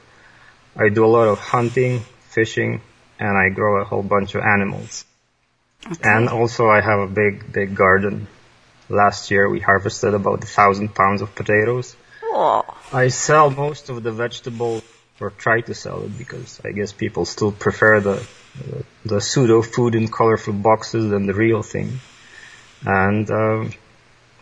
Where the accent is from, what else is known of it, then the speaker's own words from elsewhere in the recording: Poland; English is a second language; moved away as an adult; now in British Columbia, Canada; I was born in Poland by the end of the communist era. And like any other child, I was thrown into the machine of the public schooling system